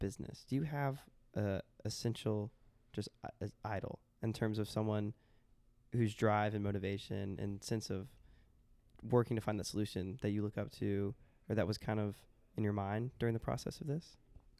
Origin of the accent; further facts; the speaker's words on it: San Antonio, Texas, United States; I was born in San Antonio. A lot of my family's from Texas, so I'm a big Texas Longhorns fan.